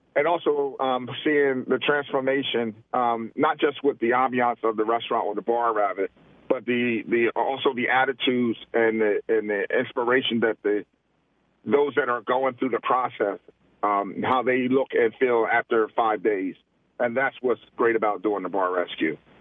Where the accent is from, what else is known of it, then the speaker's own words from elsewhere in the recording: Camden, New Jersey, United States; moved away; Camden, New Jersey, my hometown